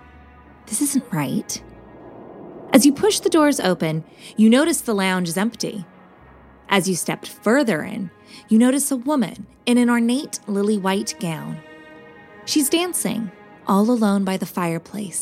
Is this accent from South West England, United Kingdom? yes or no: no; Southampton, South East England, United Kingdom; now in London, United Kingdom; I'm originally from Southampton, England, you know, where the Titanic sailed from.